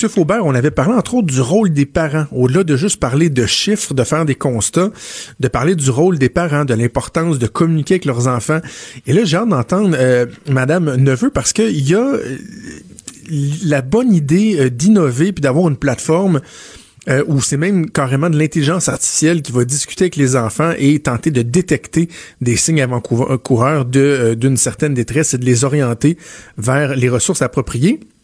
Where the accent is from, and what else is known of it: Quebec, Canada